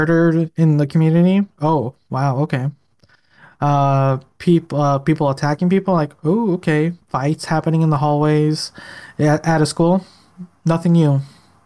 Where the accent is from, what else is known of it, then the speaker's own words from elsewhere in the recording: Chicago, Illinois, United States; I grew up in Chicago, literally in the roughest parts of the ghetto